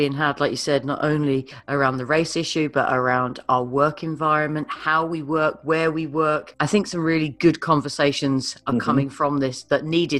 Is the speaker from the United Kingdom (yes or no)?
yes; United Kingdom; I'm a Brit.